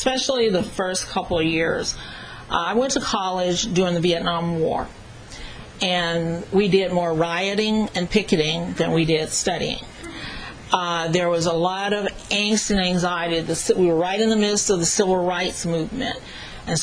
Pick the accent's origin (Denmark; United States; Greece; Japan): United States; Dallas, Texas; moved away as an adult; also born or lived in New York; I wasn't born there, but I grew up in Dallas and Fort Worth, Texas